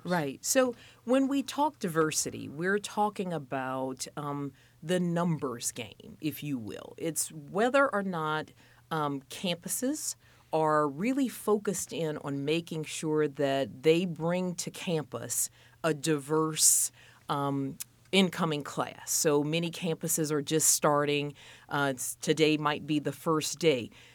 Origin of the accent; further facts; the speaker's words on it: Louisiana, United States; moved away as an adult; also born or lived in Minneapolis, Minnesota / Boston / Alabama / Mississippi; now in Indianapolis, United States; fifteen years at Louisiana State University in my home state